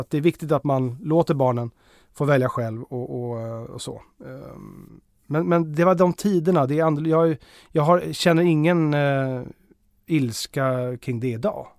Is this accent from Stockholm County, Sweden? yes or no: yes; Blidö, Stockholm County, Sweden; Blidö där, vi, där jag är uppvuxen